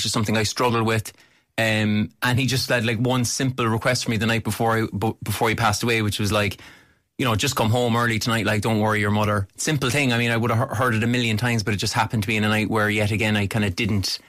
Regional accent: Cork, Munster, Ireland

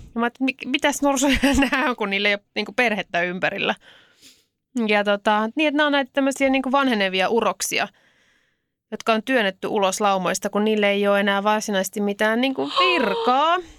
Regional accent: Helsinki, Uusimaa, Finland; mä oon helsinkiläinen

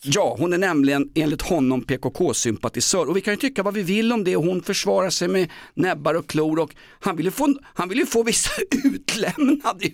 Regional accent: Stockholm, Stockholm County, Sweden; Den handlar om min uppväxt i Vällingby och Grimsta

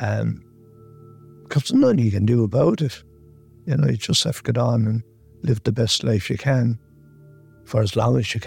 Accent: Mayo, Connacht, Ireland; now in North County Dublin, Ireland; I'm originally from Mayo, and I live in North County Dublin.

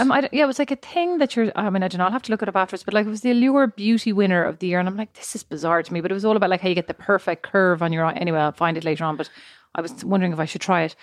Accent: Ireland; moved away as an adult; now in United States

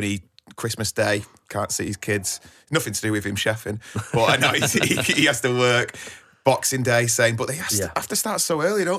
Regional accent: Ashton-under-Lyne, North West England, United Kingdom; I'm from Ashton-under-Lyne.

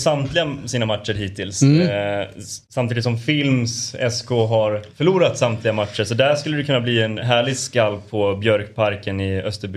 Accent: Borlänge, Dalarna County, Sweden; Jag är från Borlänge.

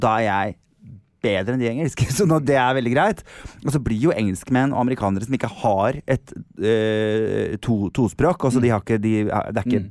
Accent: Norway; jeg er fra Norge, I'm from Norway

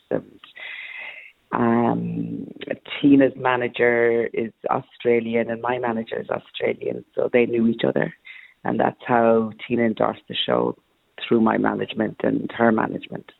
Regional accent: Cork, Munster, Ireland; I'm Irish Jamaican, born and bred in Cork and adopted.

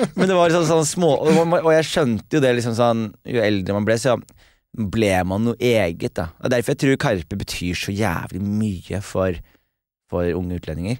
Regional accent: Skien, Telemark, Norway; moved away as an adult; jeg er hjemme i Skien

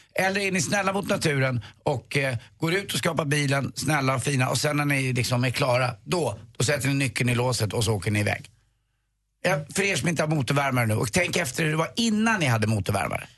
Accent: Stockholm, Stockholm County, Sweden; also born or lived in Flaxenvik; jag var ju från Östermalm

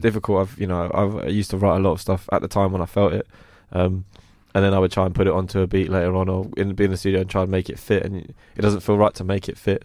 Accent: London, United Kingdom; also born or lived in Croydon / Streatham / Brixton; I grew up in West Norwood and I moved to Croydon. Um, so I kind of, all around Strip, Stretton and Brixton, that, that kind of whole area of South was where I was brought up.

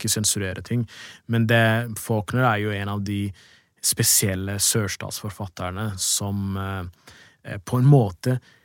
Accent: Drammen, Buskerud, Norway; jeg er fra Drammen selv

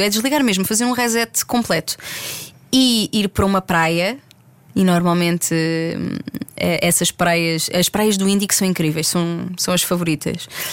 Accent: Algarve, Portugal; cresci no Algarve

